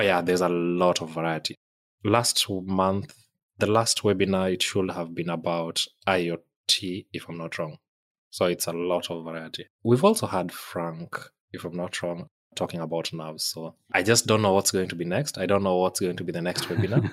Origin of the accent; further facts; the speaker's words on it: Kenya; moved away; I'm from Kenya originally.